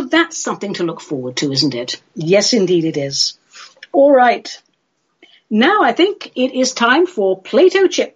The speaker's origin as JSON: {"language": "English", "region": "London", "country": "United Kingdom", "tie": "born or raised there", "said": "I grew up in London"}